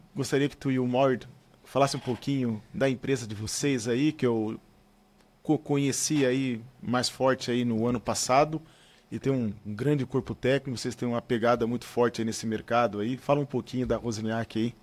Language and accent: Portuguese; Criciúma, Santa Catarina, Brazil; eu sou de Criciúma